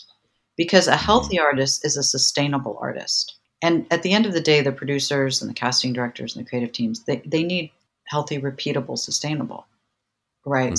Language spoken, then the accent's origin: English; New York City, New York, United States; now in San Marcos, United States; I'm a girl from New York City